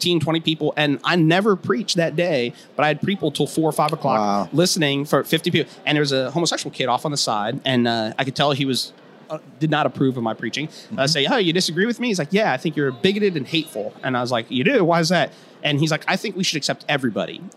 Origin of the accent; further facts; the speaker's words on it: Cleveland, Ohio, United States; I just grew up outside of Cleveland, so I love the Browns